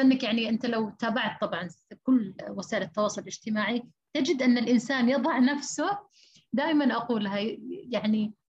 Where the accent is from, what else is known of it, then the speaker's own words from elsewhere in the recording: Saudi Arabia; عندنا في السعودية